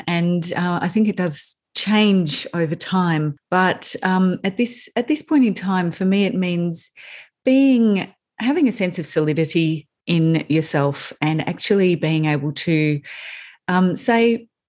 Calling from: Melbourne, Victoria, Australia; So I'm in Melbourne. I'm in the hills outside of Melbourne.

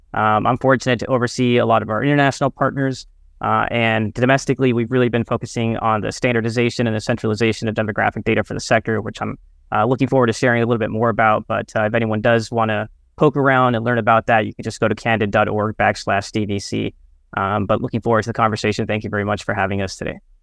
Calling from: New York City, New York, United States; I'm calling in from Brooklyn, New York

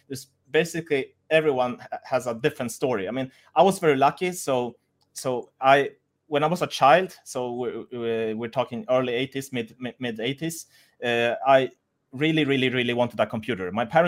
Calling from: Munich, Bavaria, Germany; I'm from Munich in Germany right now.

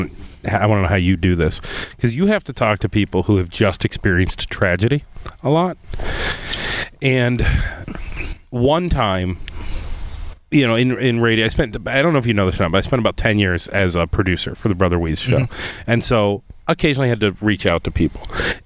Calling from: Rochester, New York, United States; I'm calling from Rochester.

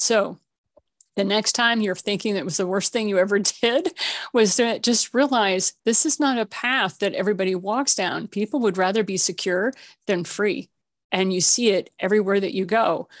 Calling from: Colorado, United States; I'm calling you from Colorado. So I'm a mile high in the Rocky Mountains

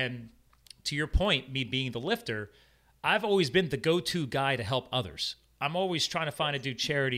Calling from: Allentown, Pennsylvania, United States; Allentown, you're an hour Pennsylvania, north of Philadelphia. Eastern time.

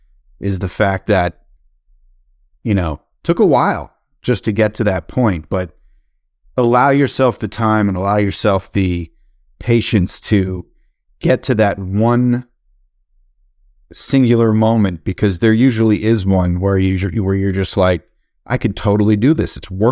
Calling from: Long Island, New York, United States; I live, I'm in Long Island, New York, and just hoping my kids don't walk in at any second.

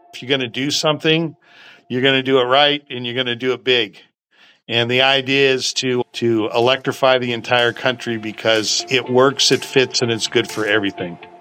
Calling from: Sacramento, California, United States; I'm calling in from Sacramento, California.

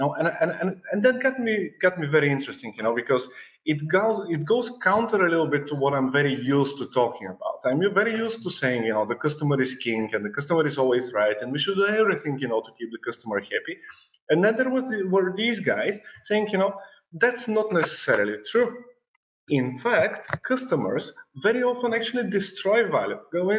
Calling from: Sofia, Sofia City, Bulgaria; I'm joining from Sofia, from Bulgaria, which is Europe, obviously, I think.

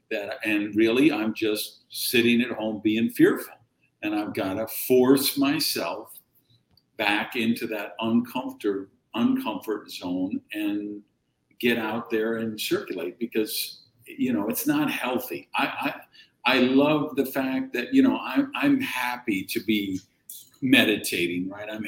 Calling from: Miami, Florida, United States; Yeah, Miami. Miami.

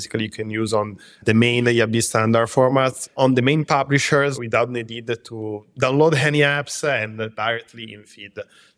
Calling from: Milan, Lombardy, Italy; I'm from Milan in Italy. Our headquarters is here, and we also have another office in London.

